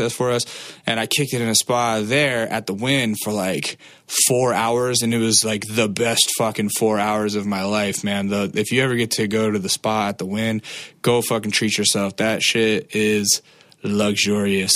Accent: Alaska, United States; now in California, United States; I grew up in Alaska, but my whole family's from Easton, Pennsylvania

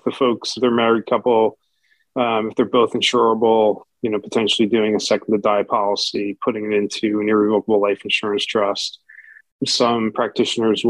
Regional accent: New Jersey, United States; now in Palm Beach Gardens, United States; I come from New Jersey

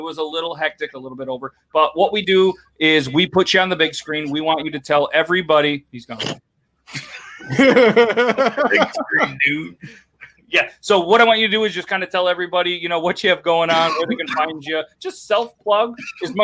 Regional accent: northern New York, United States; East Coast. We're from New York.

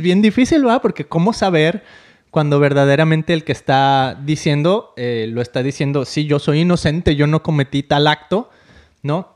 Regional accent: Mexico; moved away; siendo mexicana como yo

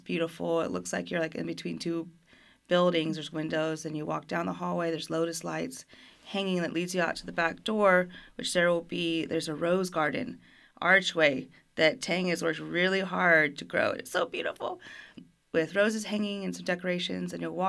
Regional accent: Fort Worth, Texas, United States; also born or lived in Germany; And I'm a military brat, so I grew up overseas in Germany for almost a decade and then came back to Fort Worth and to States.

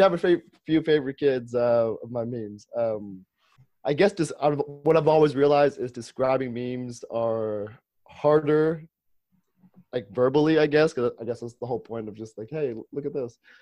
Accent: Ohio, United States; I'm from Ohio.

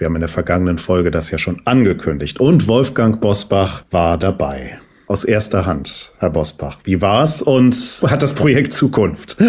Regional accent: Cologne, North Rhine-Westphalia, Germany; als Kölner

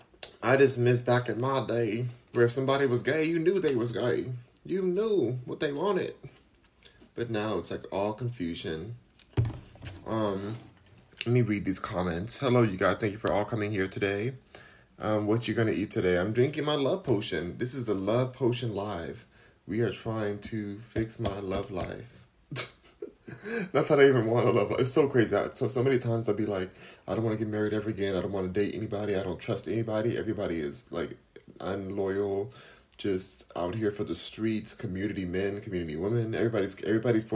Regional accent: Los Angeles, California, United States; I am from Los Angeles. I'm from LA, born and raised

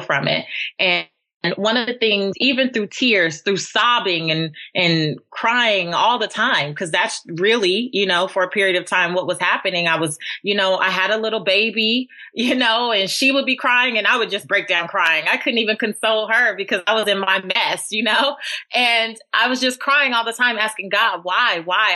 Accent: Los Angeles, California, United States; I grew up in South Central Los Angeles in the hood

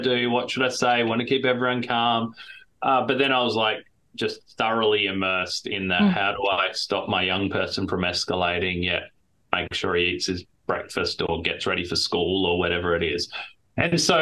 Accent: Adelaide, South Australia, Australia; moved away as an adult; now in Minnesota, United States; we moved here from Adelaide, South Australia, which is where I'm from, which is where I was born and spent my whole life

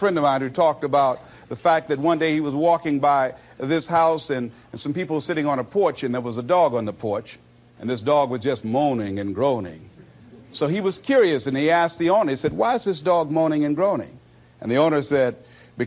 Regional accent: Miami, Florida, United States; I was born in Liberty City on a floor on 62nd Street, my twin brother and me

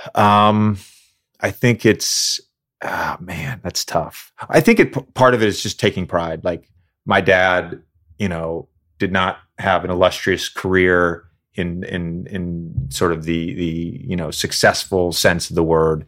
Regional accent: Roanoke, Virginia, United States; Growing up in Roanoke, Virginia

